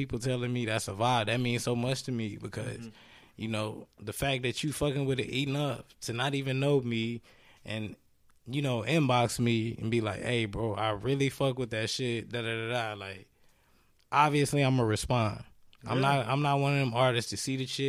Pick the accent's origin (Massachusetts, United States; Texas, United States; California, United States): Texas, United States; Dallas; I'm from Dallas, Texas